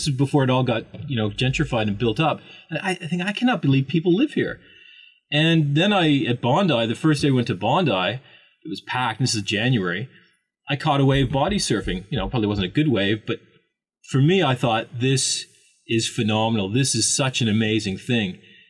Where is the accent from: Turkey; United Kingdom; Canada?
Canada; Toronto, Ontario; now in Australia; I grew up in Canada. I was born just outside of Toronto in Ontario, which is the biggest city in Ontario, just in the suburbs. You know, a typical Canadian lifestyle, I suppose.